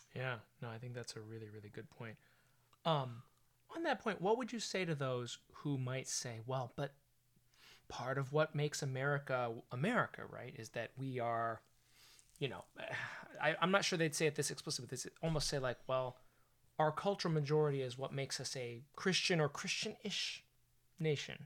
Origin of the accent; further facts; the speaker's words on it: California, United States; I'm from California. I'm half Asian American myself